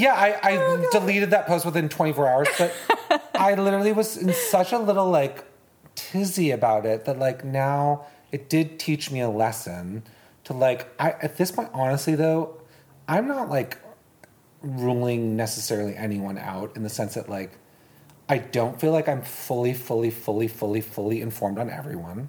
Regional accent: Boston, Massachusetts, United States; I'm from Boston

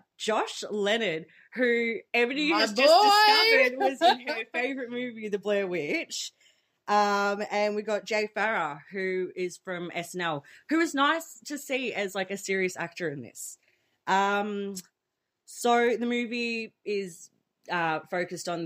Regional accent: Melbourne, Victoria, Australia; We're two girls from Melbourne

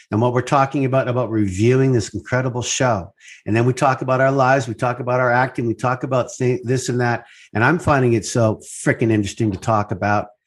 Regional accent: Canada; I'm Canadian.

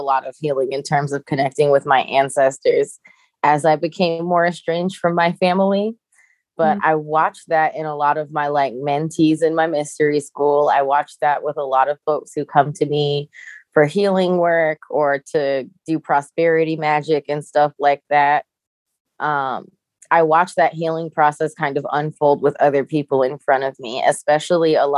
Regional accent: Jamaica; I'm Jamaican

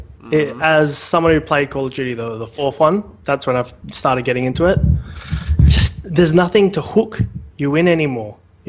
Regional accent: Perth, Western Australia, Australia; I'm a DJ from Perth, Western Australia, and I'm also a teacher.

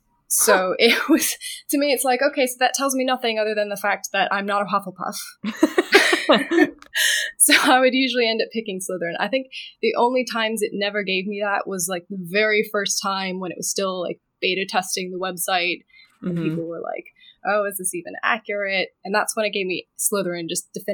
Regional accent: Michigan, United States; now in Los Angeles, United States; I was raised in Michigan. Currently, I'm living in LA. I've lived all over many years

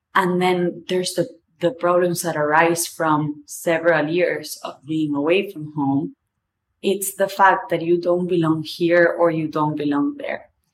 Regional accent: Argentina; accent: Argentinian; first language Spanish; English is a second language; moved away as an adult; now in New York, United States; I'm Argentinian, my family's there, a lot of my friends are there, and my life is now in New York

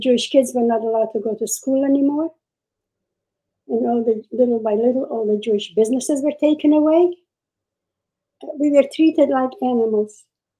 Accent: Czechia; I was born in Czechoslovakia. And we had a great life with the Czech government. We lived in a village. We didn't have more than maybe 500 Jews in the village.

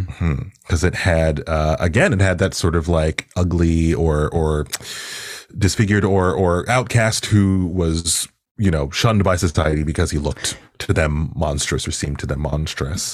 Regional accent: Toronto, Ontario, Canada; also born or lived in Pickering; I grew up in Agent Court in particular

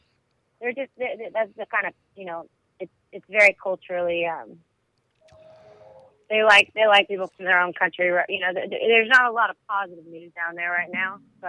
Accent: Marietta, Georgia, United States; Yeah, I moved to Georgia when I was 11. So I grew up a lot in Marietta with my family.

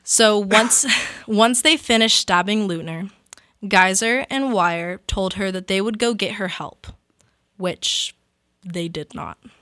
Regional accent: California, United States; My fellow California kid

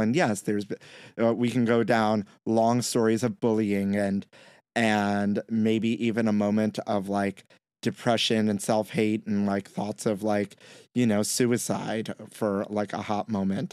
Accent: New York City, New York, United States; I may be Puerto Rican and I grew up in Brooklyn

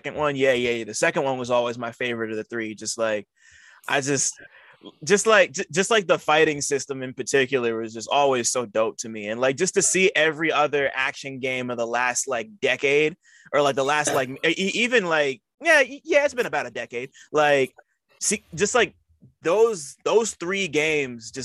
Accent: New Jersey, United States; I'm from Jersey

